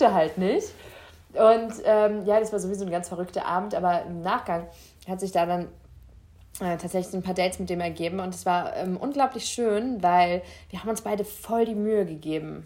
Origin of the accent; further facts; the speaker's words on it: Rhineland-Palatinate, Germany; ich bin ja Pfälzer